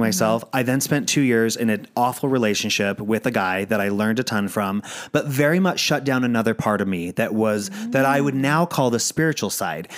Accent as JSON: {"language": "English", "region": "Virginia", "country": "United States", "tie": "born or raised there", "said": "I grew up in Virginia."}